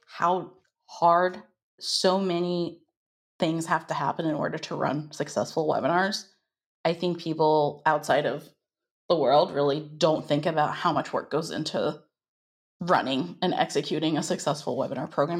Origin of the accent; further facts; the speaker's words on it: United States; I am from the United States.